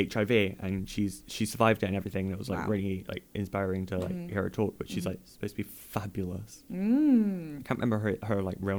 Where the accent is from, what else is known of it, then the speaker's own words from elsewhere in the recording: Chicago, Illinois, United States; I'm from Chicago.